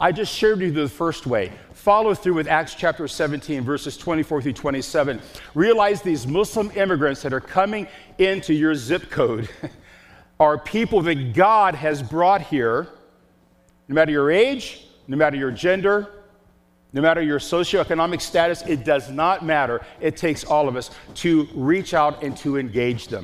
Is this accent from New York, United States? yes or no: no; Chicago, Illinois, United States; I'm from Chicago